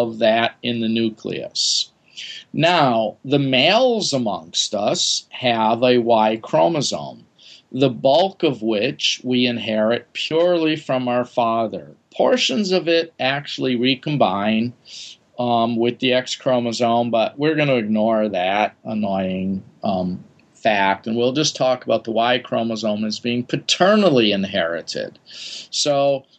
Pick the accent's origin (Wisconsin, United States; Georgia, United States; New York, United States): Wisconsin, United States; moved away; I grew up in Wisconsin